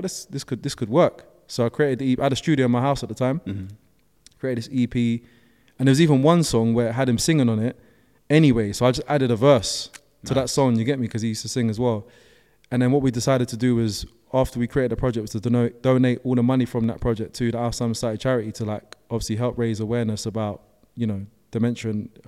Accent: Brixton, London, United Kingdom; obviously I'm from Brixton as well. Like from Brixton, we're not like, that's not something we're going to do, innit?

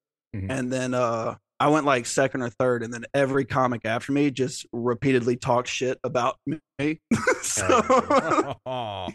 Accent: Bessemer, Alabama, United States; I grew up in Bessemer, Alabama

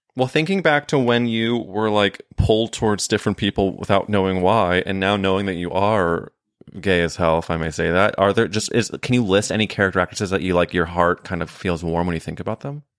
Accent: Midwest, United States; moved away as an adult; now in New York, United States; when I was growing up in the Midwest.

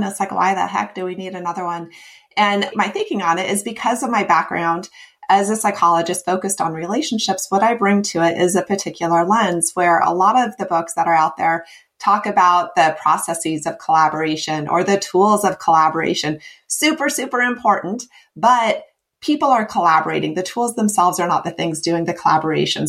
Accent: Midwest, United States; moved away as an adult; also born or lived in West Coast, United States / East Coast, United States; now in US East Coast; I grew up in the Midwest and spent 14 years on the West Coast. And I've been out here on the East Coast for 5 years

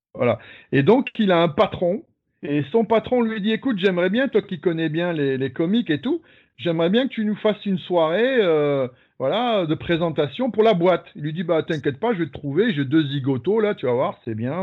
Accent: Tarbes, Occitania, France; je viens de Tarbes. J'ai grandi à Tarbes.

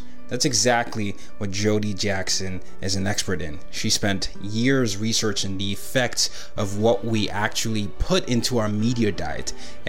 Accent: Nigeria; So I'm a Nigerian and I grew up in different parts of the world.

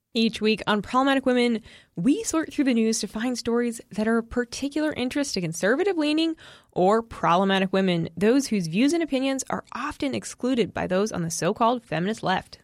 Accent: New England, United States; moved away; I am originally from New England and, uh, grew up as a Patriots fan

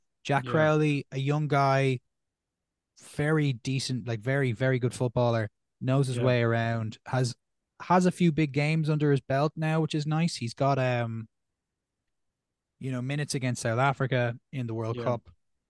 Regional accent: Ireland; I think on my end, again, my local bias of being an Irish fan, I'm very excited to see how Ireland go post Sexton.

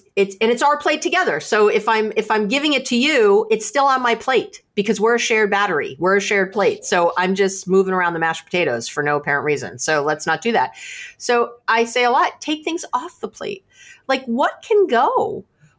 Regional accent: New York City, New York, United States; now in Berkeley, United States; I'm from New York City, but I'm here in Berkeley, California

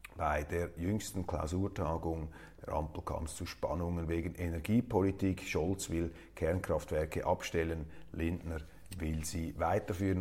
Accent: Switzerland; als Schweizer

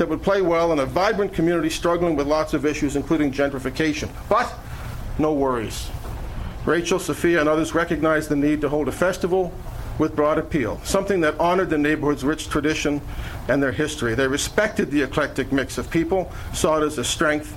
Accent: Halifax, Nova Scotia, Canada; we're from Halifax

